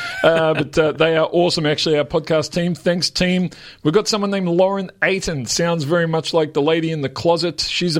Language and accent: English; Melbourne, Victoria, Australia; I grew up in Yarraville, right next door. Went to school in Kingsville.